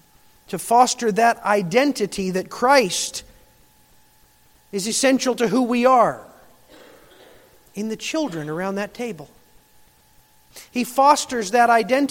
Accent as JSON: {"language": "English", "region": "Michigan", "country": "United States"}